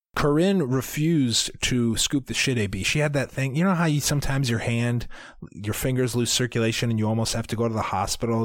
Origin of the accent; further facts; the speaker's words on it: Iowa, United States; we are from Iowa, but we don't know anything about farms.